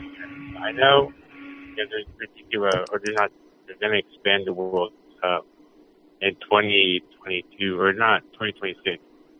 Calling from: Dallas, Texas, United States; Yeah. Now I'm from Dallas.

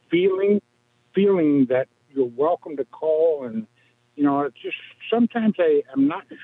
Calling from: Galesburg, Illinois, United States; I am from Galesburg, the city that's probably already asleep, and we're 976 miles from Madison Square Garden

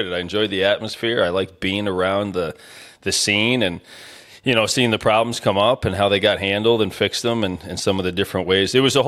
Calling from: Dalton, Pennsylvania, United States; So I'm in a little town outside of Scranton, PA called Dalton, Pennsylvania.

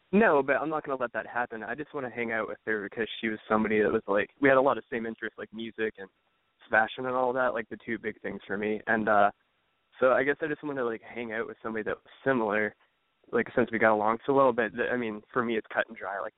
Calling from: Cleveland, Ohio, United States; Cleveland, Ohio.

